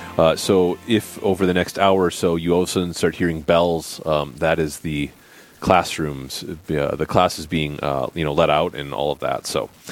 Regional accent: Bismarck, North Dakota, United States; now in Watford City, United States; I'm from Bismarck, and I'm a pastor out in Watford City and Alexander up in the Northwest

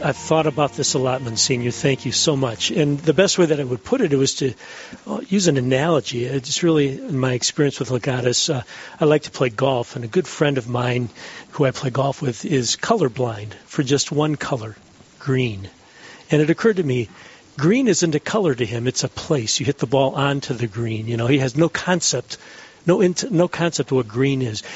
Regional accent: Detroit, Michigan, United States; moved away as an adult; also born or lived in Ann Arbor, Michigan; now in Dallas, United States; I'm from Detroit originally, born and raised in Detroit, and raised a family in Ann Arbor

